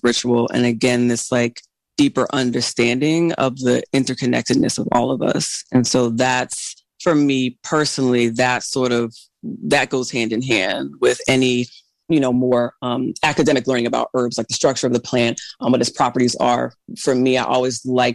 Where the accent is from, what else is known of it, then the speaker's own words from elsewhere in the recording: United States; I'm Black American